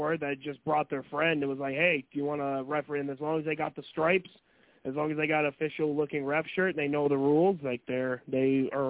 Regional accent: Hazen, North Dakota, United States; now in Fargo-Moorhead, United States; I have to travel back to my hometown of Hazen.

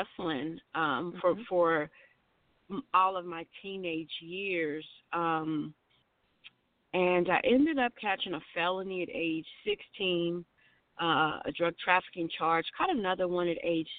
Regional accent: Louisville, Kentucky, United States; also born or lived in Salinas, California; Born and raised in Louisville, Kentucky. But I did live in Salinas, California from age 2 to 15

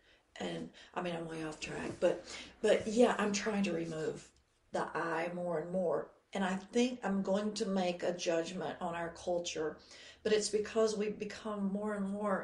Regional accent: Georgia, United States; I'm from Georgia

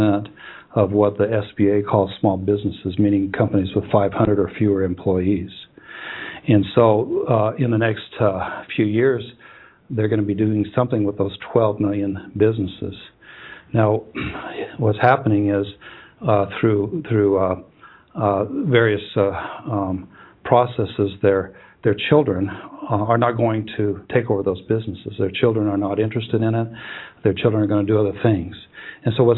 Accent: Huntington Beach, California, United States; I was born in Huntington Beach, California

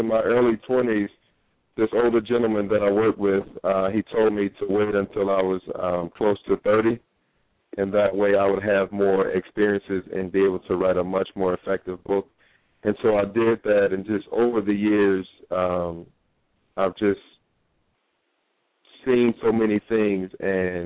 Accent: Norfolk, Virginia, United States; moved away as an adult; now in New York City, United States; I'm originally from Norfolk, Virginia. That's where I was born and raised

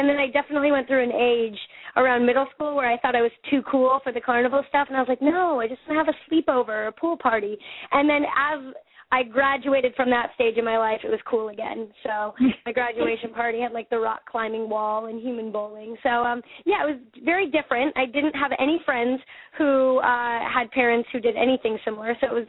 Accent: Westminster, Colorado, United States; born there; I was, yep.

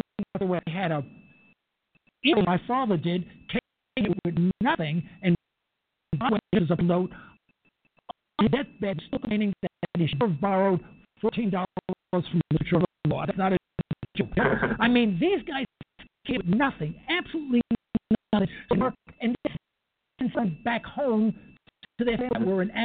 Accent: New York City, New York, United States; I was born and raised in East New York

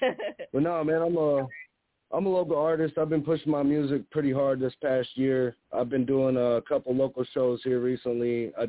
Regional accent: La Porte, Indiana, United States; I'm from LaPorte, Indiana. I'm a local artist out here.

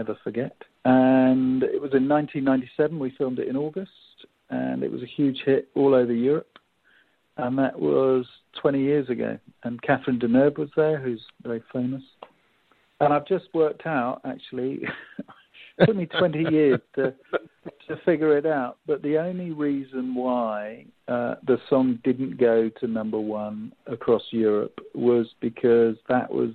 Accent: England, United Kingdom; accent: English; now in Seattle, United States; my English accent

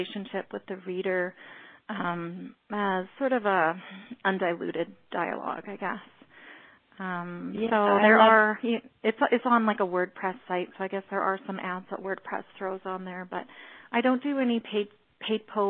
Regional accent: Alberta, Canada; I'm from Alberta, Canada, but I do have a background

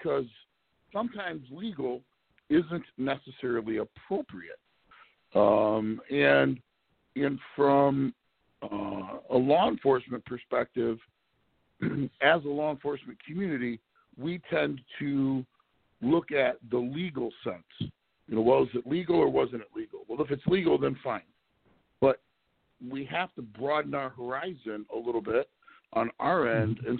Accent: Mount Clemens, Michigan, United States; moved away as an adult; I'm originally from the Detroit metro area, a little city called Mount Clemens, just north of Detroit

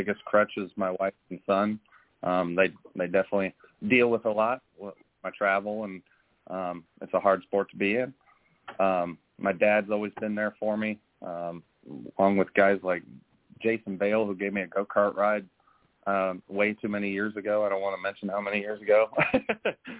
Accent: Ohio, United States; I'm from Ohio

